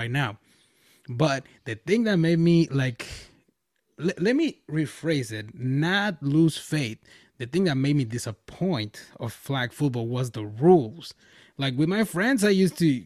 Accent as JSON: {"language": "English", "country": "Mexico", "tie": "born or raised there", "moved": "yes", "said": "Back in my hometown, which is over there in Mexico, I'm from Mexico."}